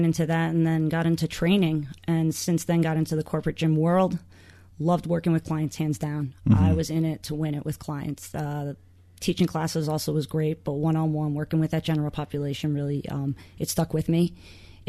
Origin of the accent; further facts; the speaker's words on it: New York City, New York, United States; now in Boston, United States; I'm from Queens